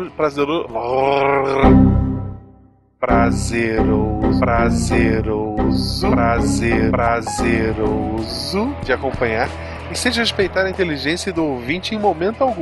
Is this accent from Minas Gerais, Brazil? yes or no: yes; Juiz de Fora, Minas Gerais, Brazil; now in Belo Horizonte, Brazil; sou de Juiz de Fora, mas moro em Belo Horizonte. Belzonte. Belzonte. Há mais de 20 anos.